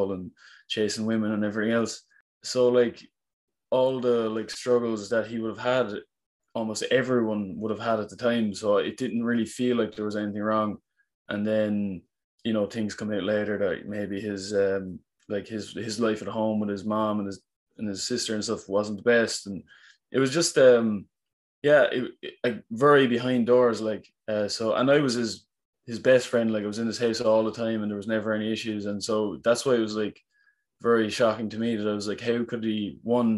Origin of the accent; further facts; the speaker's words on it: Cork, Munster, Ireland; I'm from Cork in Ireland